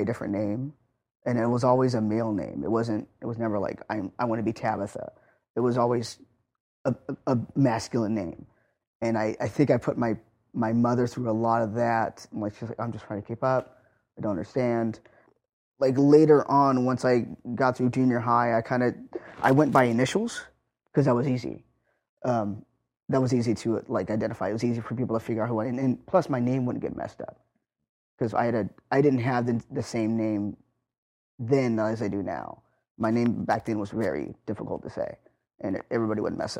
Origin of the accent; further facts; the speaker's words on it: North Highlands, California, United States; I grew up in North Highlands, which is probably about 10 miles away from where we are right now